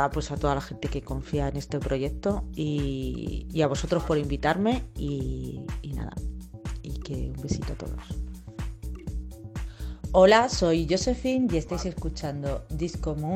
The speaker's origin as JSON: {"language": "Spanish", "region": "Castilla-La Mancha", "country": "Spain", "said": "mi comida favorita, como buena manchega, porque yo soy manchega, eh, ya he dicho que eh, soy de Campo de en un pueblo de Ciudad Real"}